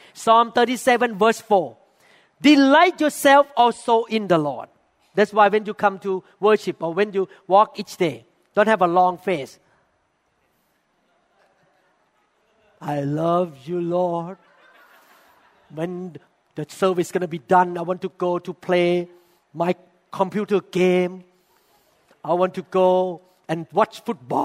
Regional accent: Thailand; moved away; When we were growing up in Thailand

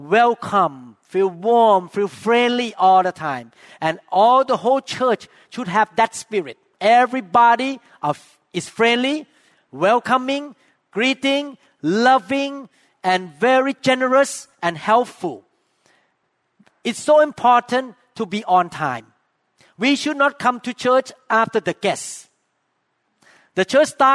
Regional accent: Thailand; accent: Thai; English is a second language; now in Seattle, United States; my accent too

